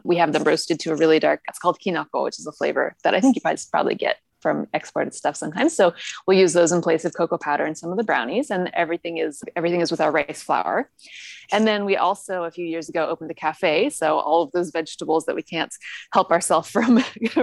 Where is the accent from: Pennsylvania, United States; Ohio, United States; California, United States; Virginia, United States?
California, United States; Northern; moved away as an adult; now in Japan; where I grew up in Northern California